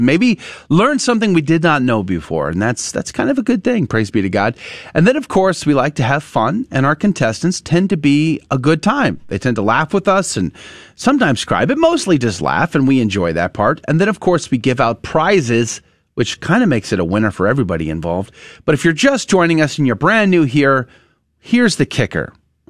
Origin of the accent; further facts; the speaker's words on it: San Antonio, Texas, United States; moved away; That was Universal City, Live Oak, Converse. That's where I grew up.